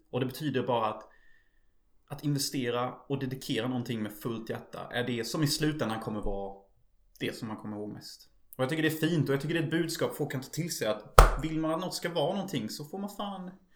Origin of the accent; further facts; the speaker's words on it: Unnaryd, Halland County, Sweden; moved away; also born or lived in United States; i min hemby gick Starship Troops på TV